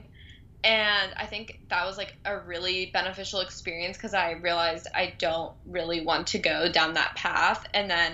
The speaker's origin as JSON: {"language": "English", "region": "Southern California", "country": "United States", "also_born_or_lived": "Boston", "said": "I'm from Southern California"}